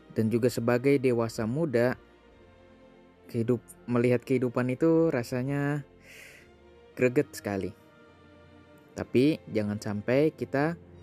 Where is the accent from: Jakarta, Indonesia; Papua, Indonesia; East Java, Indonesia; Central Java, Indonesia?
Jakarta, Indonesia; gua juga orang Jakarta